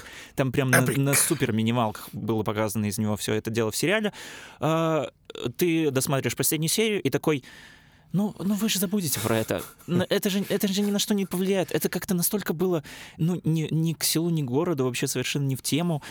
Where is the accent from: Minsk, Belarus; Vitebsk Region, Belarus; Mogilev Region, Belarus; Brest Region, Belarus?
Brest Region, Belarus; Pinsk; я же из Пинска